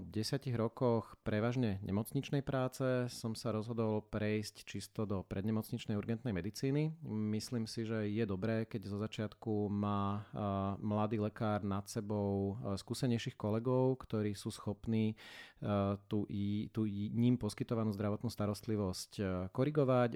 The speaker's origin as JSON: {"language": "Slovak", "town": "Bratislava", "region": "Bratislava Region", "country": "Slovakia", "tie": "born or raised there", "said": "Ja som sa teda z Bratislavy nepohol až uh, takmer do skončenia školy a na základku som začal chodiť o jednu ulicu vedľa"}